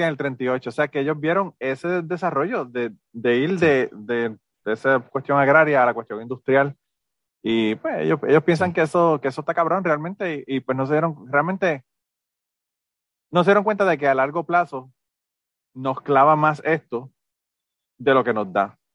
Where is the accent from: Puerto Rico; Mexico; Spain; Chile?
Puerto Rico; moved away; yo no soy mexicano, yo soy puertorriqueño